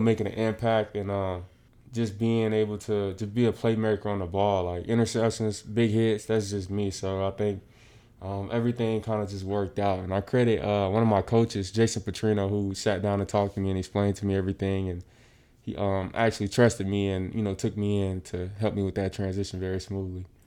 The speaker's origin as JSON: {"language": "English", "town": "Pompano Beach", "region": "Florida", "country": "United States", "tie": "born or raised there", "said": "growing up in South Florida, um, sports kinda is instilled in you early"}